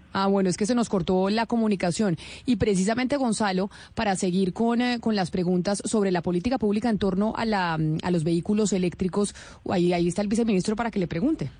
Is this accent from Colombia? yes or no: yes; Colombia; uno como colombiano